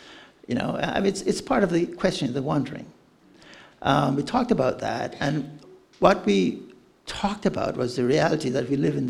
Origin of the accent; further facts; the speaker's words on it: Canada; I don't do this. I'm too Canadian.